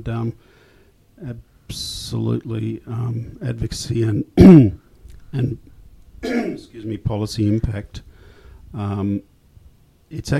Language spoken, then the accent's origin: English; Australia; I'm Australian